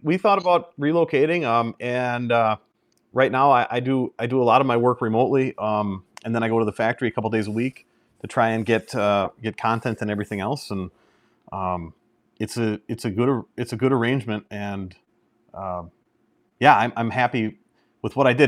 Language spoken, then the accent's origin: English; Merrill, Wisconsin, United States; I've been in Merrill since, uh, second grade. So, yeah, I, I, I'm basically grown up and from here